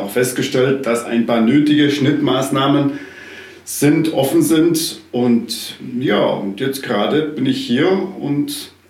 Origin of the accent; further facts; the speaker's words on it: South Tyrol, Italy; now in Berlin, Germany; bin gebürtiger Südtiroler, bin Baumpfleger und gestrandet in Berlin, wo ich momentan lebe und arbeite.